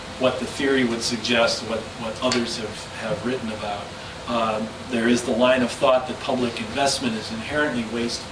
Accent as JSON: {"language": "English", "town": "Denver", "region": "Colorado", "country": "United States", "tie": "born or raised there", "said": "in Denver, Colorado, in my hometown"}